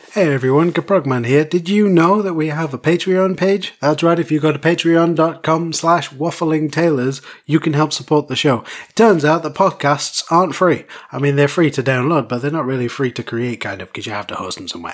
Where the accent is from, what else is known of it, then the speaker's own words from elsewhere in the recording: United Kingdom; I'm British